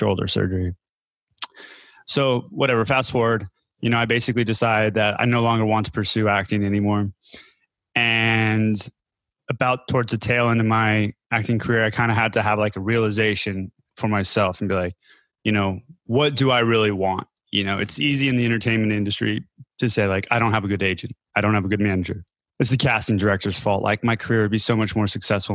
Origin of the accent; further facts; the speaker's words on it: Denver, Colorado, United States; moved away as an adult; also born or lived in California / Berlin, Germany; now in Chiang Mai, Thailand; I'm originally from Denver, Colorado